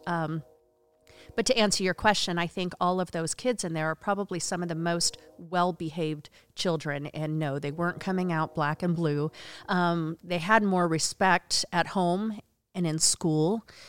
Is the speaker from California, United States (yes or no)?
no; Oregon, United States; moved away; also born or lived in Las Vegas, Nevada; originally, I was born in Vegas. I was raised on a farm in Oregon